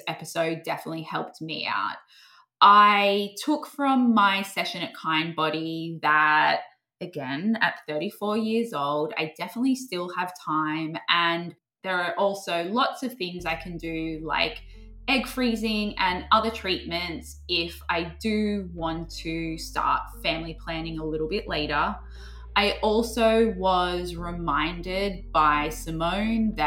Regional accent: Australia; I'm Australian

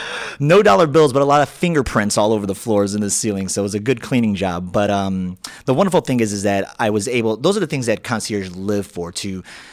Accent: Chicago, Illinois, United States; I grew up in the Bush neighborhood, which if you go down Lakeshore Drive past the South Shore Country Club, which is the south part of Chicago, you're going to get to Bush

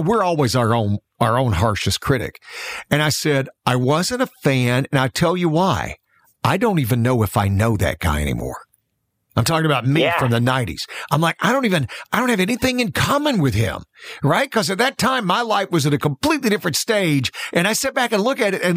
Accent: Florala, Alabama, United States; moved away; I am from Florella.

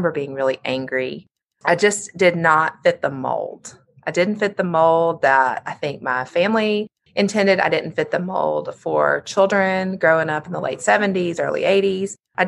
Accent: Birmingham, Alabama, United States; So I was raised in Birmingham. I'm the youngest of 2 daughters.

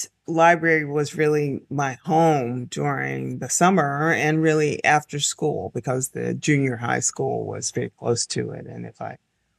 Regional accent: Henderson, North Carolina, United States; I grew up in Henderson. It's a very small town.

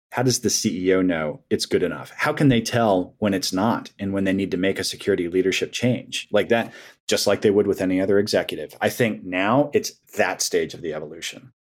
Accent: Colorado, United States; now in Herndon, United States; growing up in Colorado

